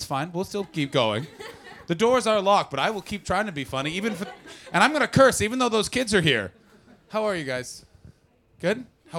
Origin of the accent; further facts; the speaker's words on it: Canada; I fucking hate when Americans do like, we saved you in WW1 and WW2 because I'm a Canadian.